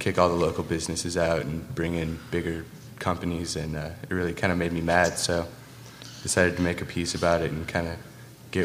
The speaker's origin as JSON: {"language": "English", "town": "Salt Lake City", "region": "Utah", "country": "United States", "tie": "born or raised there", "moved": "as an adult", "lives_now": "Colorado, United States", "said": "I'm from Salt Lake City. I live in Colorado now. I'm going to school."}